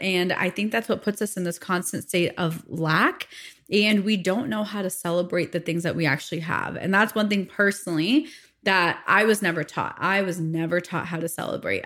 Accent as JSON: {"language": "English", "town": "Phoenix", "region": "Arizona", "country": "United States", "tie": "born or raised there", "said": "I was born and raised in the States, in Phoenix, Arizona"}